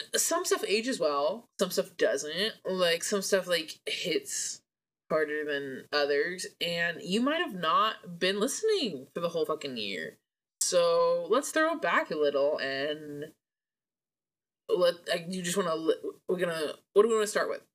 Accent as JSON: {"language": "English", "town": "Portland", "region": "Oregon", "country": "United States", "moved": "yes", "said": "we're both from Portland"}